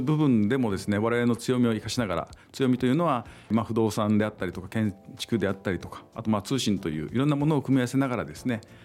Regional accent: Ginoza, Okinawa, Japan; 出身の偽造

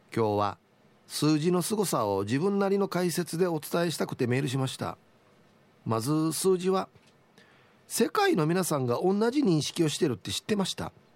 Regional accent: Uruma, Okinawa, Japan; 前原高校出身

